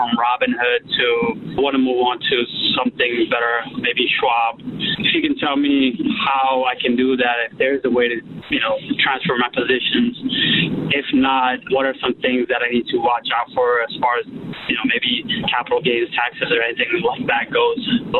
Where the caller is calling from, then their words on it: North Plainfield, New Jersey, United States; I'm calling from North Plainfield, New Jersey.